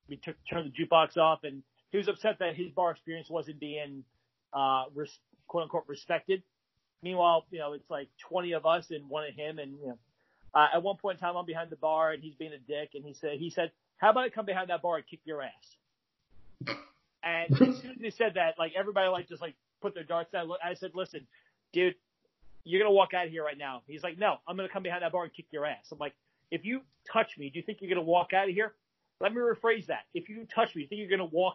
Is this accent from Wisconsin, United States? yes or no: no; Farmingdale, New York, United States; hometown of Farmingdale, which is on Long Island